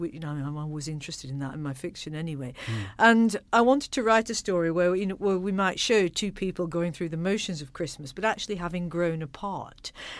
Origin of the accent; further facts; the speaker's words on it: Accrington, North West England, United Kingdom; when I was growing up in Accrington, in the chilly, frozen north, our household was generally a rather claustrophobic and miserable place